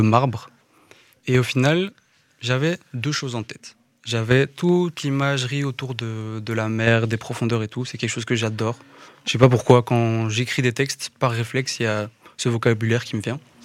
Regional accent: Woluwe-Saint-Lambert, Brussels-Capital Region, Belgium; je viens de Woluwe et Saint-Lambert, donc Bruxelles, hein, ici, la zone.

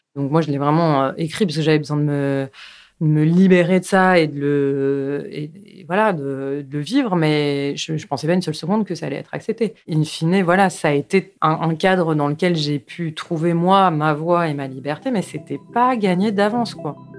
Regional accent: Paris, Île-de-France, France; je suis née à Paris, donc euh, j'ai passé mes plus jeunes années à Paris, puis après on a déménagé en banlieue, et après je suis retournée à Paris

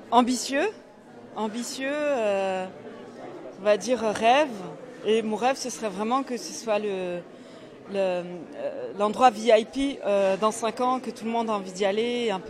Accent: Mulhouse, Grand Est, France; donc j'ai grandi à Briand. Donc je connais très bien le quartier, j'ai grandi à la cité à, la Cité ouvrière.

